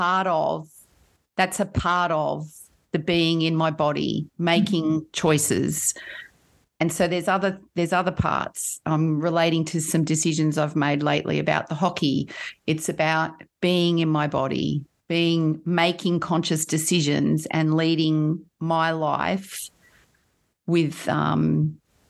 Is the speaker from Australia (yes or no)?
yes; Kurrajong, New South Wales, Australia; also born or lived in Sydney; Grew up in Kurrajong, just at the base of the Blue Mountains